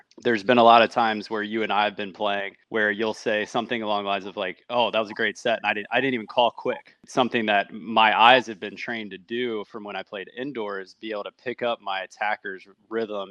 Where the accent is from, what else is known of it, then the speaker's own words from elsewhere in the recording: Chester, Virginia, United States; I'm from Chester, Virginia